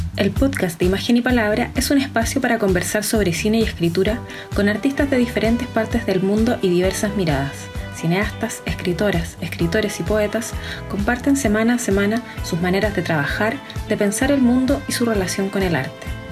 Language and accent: Spanish; Santiago, Santiago Metropolitan Region, Chile; yo soy de Santiago